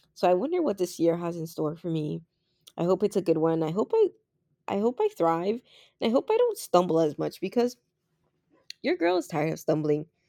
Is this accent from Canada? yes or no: yes; Canada; as Canadian as I am